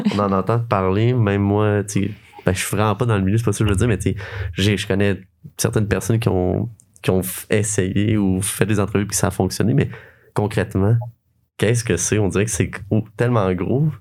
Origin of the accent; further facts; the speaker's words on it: Sherbrooke region, Quebec, Canada; je viens de Sherbrooke, de la région de Sherbrooke, vraiment proche.